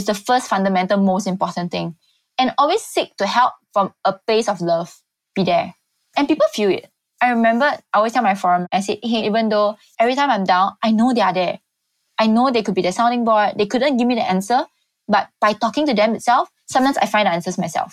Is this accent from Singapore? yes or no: yes; Singapore; being a Singaporean